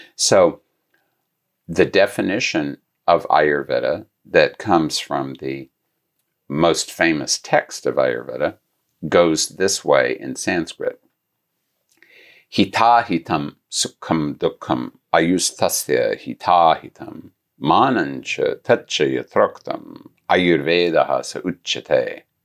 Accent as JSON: {"language": "English", "region": "Gulf Coast", "country": "United States", "tie": "born or raised there", "said": "I grew up near the Gulf Coast"}